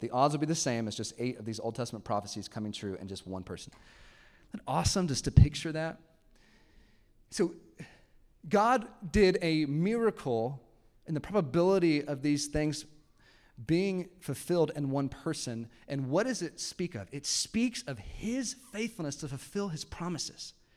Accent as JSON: {"language": "English", "town": "Houston", "region": "Texas", "country": "United States", "tie": "born or raised there", "moved": "as an adult", "lives_now": "Arkansas, United States", "said": "I grew up in Texas, like a suburb, I just didn't expect to live in Arkansas"}